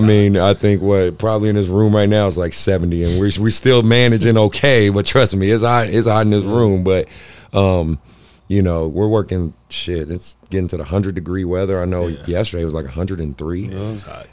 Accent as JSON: {"language": "English", "town": "Oakland", "region": "California", "country": "United States", "tie": "born or raised there", "said": "I grew up in the Bay in Oakland"}